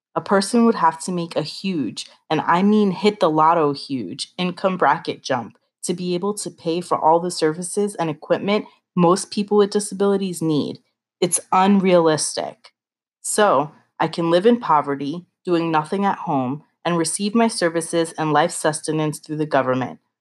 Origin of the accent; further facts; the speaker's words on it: United States; I am proud to be an American